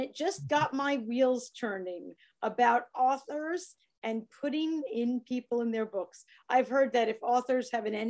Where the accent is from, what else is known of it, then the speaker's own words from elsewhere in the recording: New York, United States; accent: New York; my New York accent